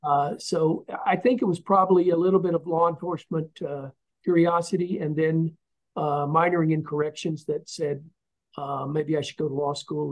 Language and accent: English; Tennessee, United States; moved away as an adult; also born or lived in Muskogee, Oklahoma; now in Florida, United States; I was born in Muskogee, Oklahoma, so I am a true …. And we moved soon thereafter to Tennessee, so I got most of my education in the state of Tennessee. And I moved to Florida after I passed the Florida bar in 1983